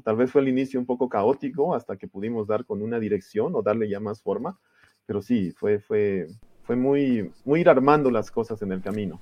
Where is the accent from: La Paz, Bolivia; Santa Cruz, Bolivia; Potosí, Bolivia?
Santa Cruz, Bolivia; Santa Cruz de la Sierra; also born or lived in Germany; en Bolivia, y fui a Alemania a estudiar. Estuve fuera desde el 97 hasta el 2008 que regresé al país